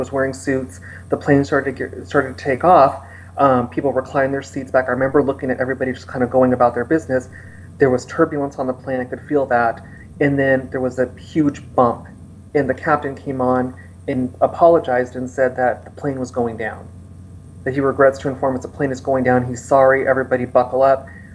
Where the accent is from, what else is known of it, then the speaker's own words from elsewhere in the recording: Los Angeles, California, United States; I'm from Los Angeles.